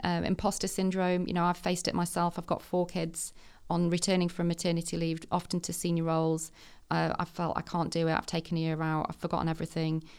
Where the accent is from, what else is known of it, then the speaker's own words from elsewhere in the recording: Manchester, North West England, United Kingdom; I was born in the Northeast, but I moved to Manchester when I was in my, I was about seven, I think. Um, and I've been schooled round here all my life